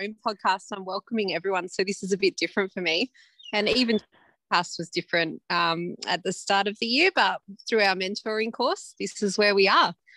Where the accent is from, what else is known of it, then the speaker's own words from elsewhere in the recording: Upper Hunter, Hunter Valley, New South Wales, Australia; also born or lived in Perth / London; I'm from the Upper Hunter particularly, which is mining related mostly at the moment. So I grew up here